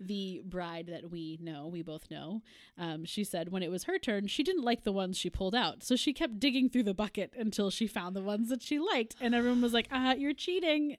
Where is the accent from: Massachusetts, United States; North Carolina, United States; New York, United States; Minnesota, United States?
Massachusetts, United States; Boston; we are from the Boston area